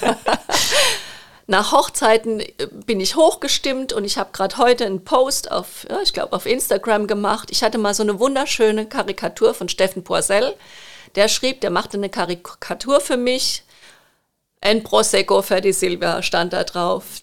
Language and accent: German; Rhineland-Palatinate, Germany; accent: Palatine; ich bin gebürtige Pfälzerin und liebe die Pfalz